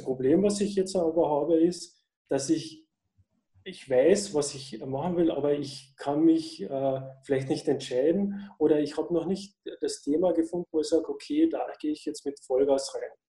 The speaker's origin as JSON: {"language": "German", "country": "Austria", "said": "ich komme aus Österreich"}